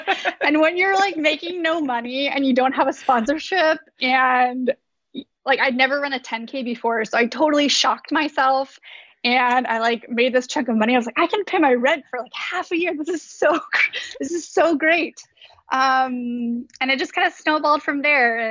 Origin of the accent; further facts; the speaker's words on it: Davis, California, United States; moved away; I grew up in Davis, California, and it's a really active place